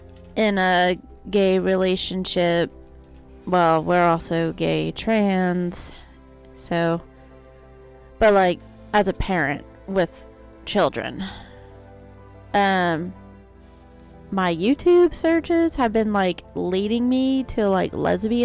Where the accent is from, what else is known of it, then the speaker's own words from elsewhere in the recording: Oklahoma, United States; I'm from Oklahoma